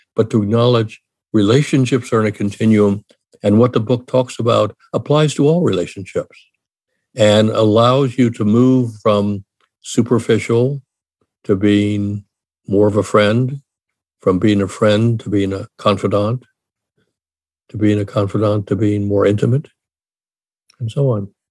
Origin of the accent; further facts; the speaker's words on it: Washington, District of Columbia, United States; moved away as an adult; also born or lived in Ohio / Michigan; now in California, United States; I grew up in Washington D.C., went to school in Ohio, then in Michigan. I'm now in California